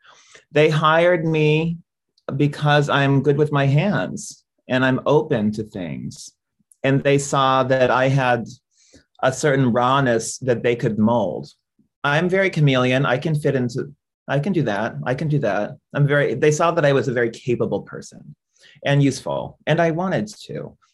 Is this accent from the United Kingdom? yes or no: no; India; I came back to India. I was from India and I was broke.